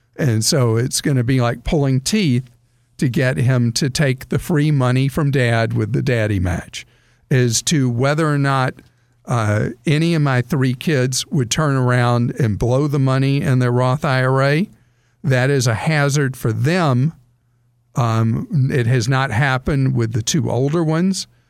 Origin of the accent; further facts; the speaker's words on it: the South, United States; I grew up in the South, I still live in the South